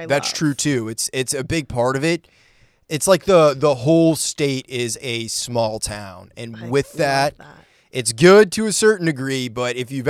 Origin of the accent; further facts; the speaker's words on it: Maine, United States; also born or lived in Florida; Yeah, so I spent that, and then I grew up in Maine because my dad was in the Navy.